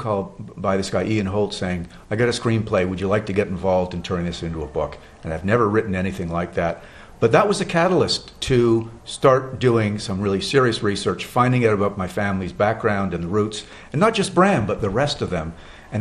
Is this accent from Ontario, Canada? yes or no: no; Montreal, Quebec, Canada; living in growing up in Montreal, Canada